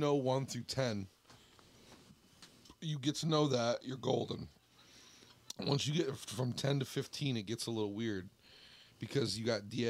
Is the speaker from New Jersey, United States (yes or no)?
no; Jackson, Michigan, United States; moved away as an adult; also born or lived in California; I grew up here in Jackson, Michigan.